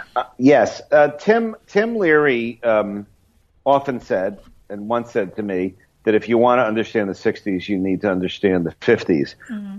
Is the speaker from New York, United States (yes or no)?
yes; New York, United States; as a kid growing up in New York